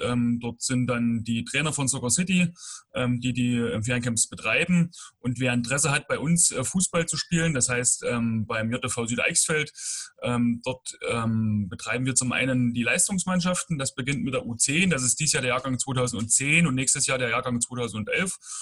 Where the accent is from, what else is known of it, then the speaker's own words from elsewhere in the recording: Bad Langensalza, Thuringia, Germany; komme gebürtig aus Bad Langsalza